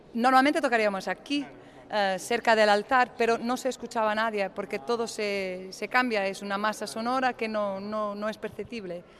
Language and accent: Spanish; Porto, Norte, Portugal; Spanish is a second language; somos de Oporto, eh, somos del norte de Portugal